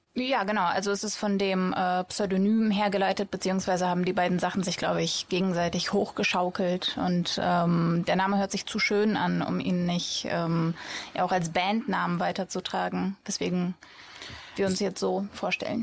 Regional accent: Sauerland, North Rhine-Westphalia, Germany; also born or lived in Russia / Bochum; ich bin im Sauerland aufgewachsen

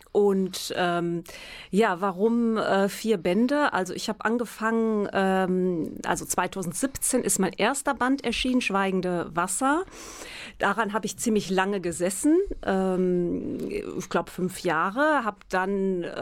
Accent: Münster, North Rhine-Westphalia, Germany; Ich komme aus Münster, ich kenne mich hier gut aus

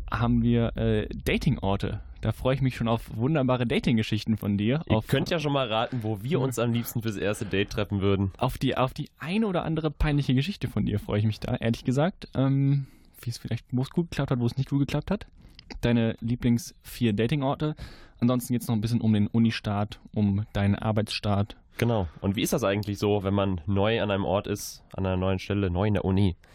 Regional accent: Leverkusen, North Rhine-Westphalia, Germany; ich komme aus Leverkusen.

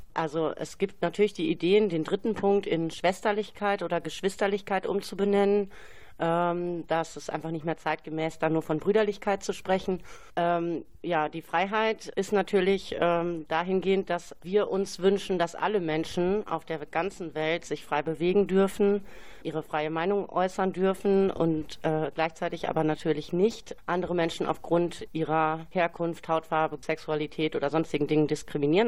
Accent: Bielefeld, North Rhine-Westphalia, Germany; Ich bin in Bielefeld geboren

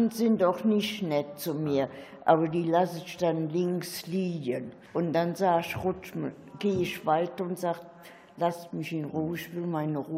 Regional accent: Bonn, North Rhine-Westphalia, Germany; Nee, ich bin aus Bonn.

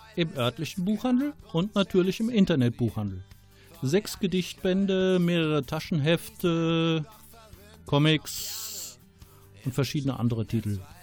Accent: Rommerskirchen, North Rhine-Westphalia, Germany; now in Ratingen, Germany; wurde 1964 in Rommerskirchen geboren, im Rheinland und wohne jetzt in Ratingen im Bergischen Land

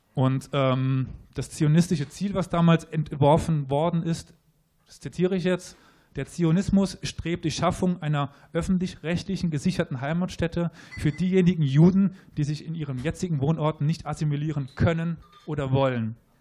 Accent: Germany; wir uns als Deutsche empfinden

